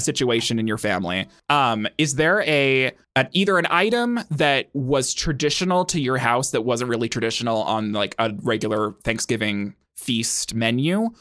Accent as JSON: {"language": "English", "country": "United States", "tie": "born or raised there", "said": "I grew up in America, in the United States of America, 'cause I'm American"}